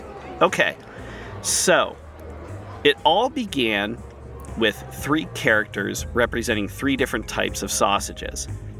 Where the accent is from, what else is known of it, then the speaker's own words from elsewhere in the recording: Cleveland, Ohio, United States; Growing up in Cleveland, for me, I love the film Major League with Tom Berenger, Charlie Sheen.